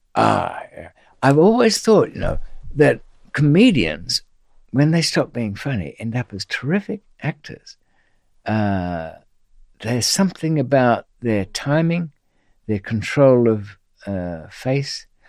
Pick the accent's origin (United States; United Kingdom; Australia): Australia; being Australian